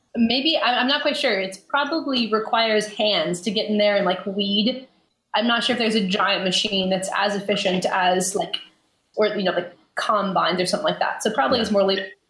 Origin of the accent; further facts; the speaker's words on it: Alaska, United States; now in Seattle, United States; I'm from Alaska, but I'm currently living in Seattle